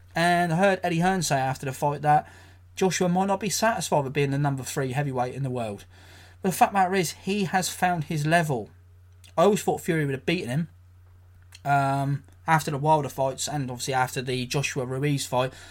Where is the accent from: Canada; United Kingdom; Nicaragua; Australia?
United Kingdom; England; I'm an English guy, I'm a British guy.